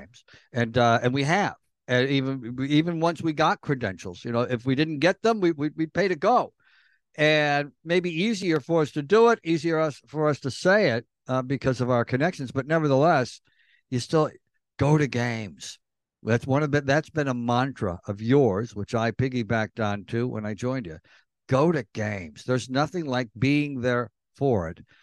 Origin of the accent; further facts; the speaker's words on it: New York, United States; little boys growing up in New York.